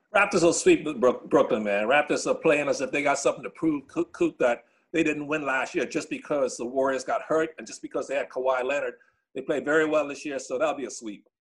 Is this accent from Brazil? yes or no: no; Bahamas; moved away; I grew up in the Bahamas